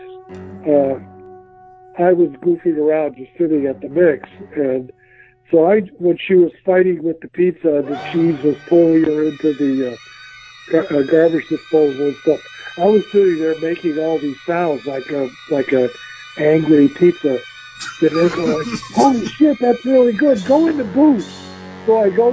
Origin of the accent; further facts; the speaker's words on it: Chicago, Illinois, United States; I grew up in Chicago